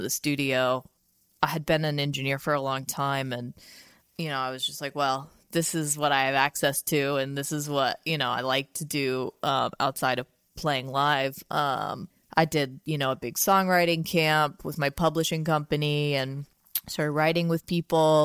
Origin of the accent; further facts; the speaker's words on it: Louisiana, United States; now in Portland, United States; I'm from Louisiana originally